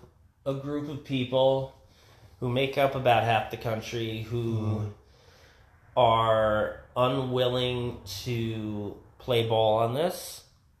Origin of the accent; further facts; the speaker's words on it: New Jersey, United States; I grew up in New Jersey